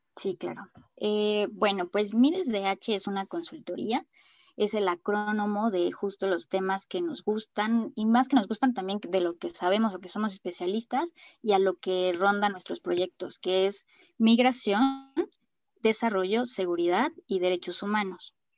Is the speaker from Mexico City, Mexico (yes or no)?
yes; Mexico City, Mexico; soy mexicana, y eh, nacida en la Ciudad de México